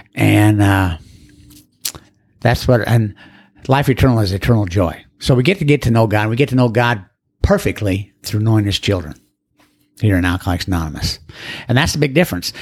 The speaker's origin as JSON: {"language": "English", "town": "Orem", "region": "Utah", "country": "United States", "tie": "born or raised there", "said": "I grew up in Orem, Utah"}